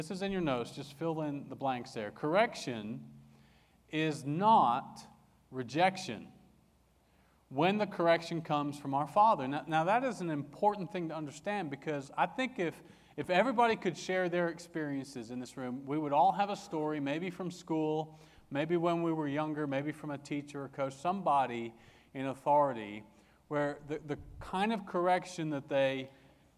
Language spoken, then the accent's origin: English; England, United Kingdom; I grew up in England